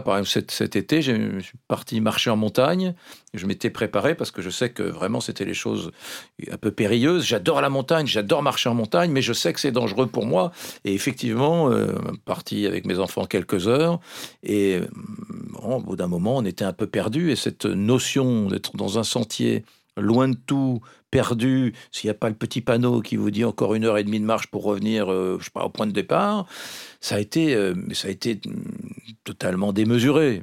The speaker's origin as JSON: {"language": "French", "area": "Gascony", "region": "Nouvelle-Aquitaine", "country": "France", "said": "chez moi en Gascogne, j'ai un oncle qui était vraiment euh, fan de phytothérapie dans les années 60-70"}